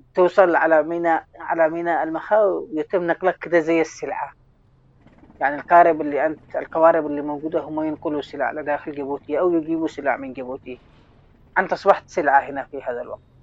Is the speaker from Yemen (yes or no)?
yes; Sanaa, Amanat Al Asimah, Yemen; moved away; also born or lived in Taiz, Yemen; صحفي من اليمن من تعز عشت حياتي كلها في داخل صنعاء فأعتبر نفسي أن أنا من صنعاء مش من تعز